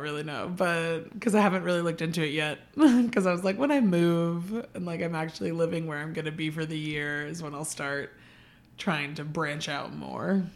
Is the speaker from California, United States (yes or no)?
yes; San Diego, California, United States; moved away as an adult; now in Prescott, United States; I'm from San Diego, so kind of like a really big city